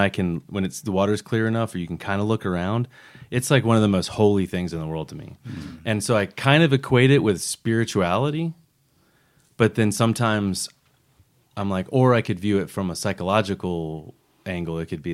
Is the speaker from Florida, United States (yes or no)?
yes; Florida, United States; growing up in Florida